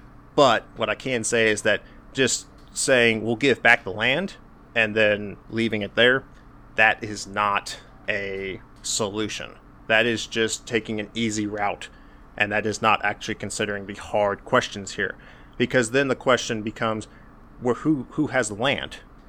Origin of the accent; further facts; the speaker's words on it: United States; my personal experiences as an American